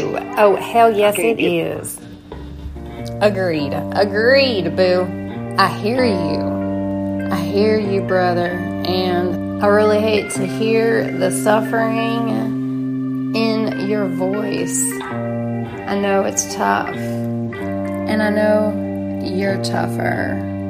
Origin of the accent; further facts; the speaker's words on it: Tennessee, United States; growing up in Tennessee, in my Tennessee cave.